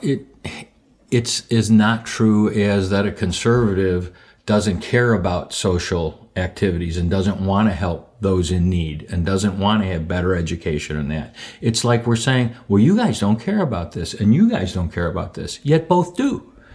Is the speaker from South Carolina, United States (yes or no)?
no; Skokie, Illinois, United States; I was born and raised in Skokie